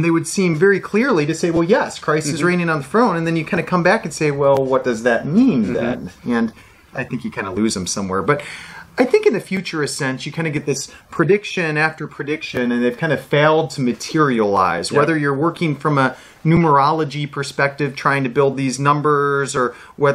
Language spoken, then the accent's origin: English; United States; being an American and yep. speaking kind of a wild English language